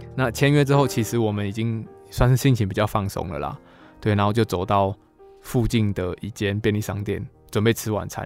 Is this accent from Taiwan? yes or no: yes; northern Taiwan, Taiwan; moved away as an adult; now in Taichung, Taiwan; 我是北部人